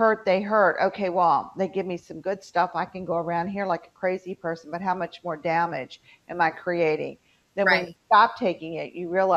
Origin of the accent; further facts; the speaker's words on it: West Virginia, United States; moved away; My home state has an extreme opioid issue in West Virginia.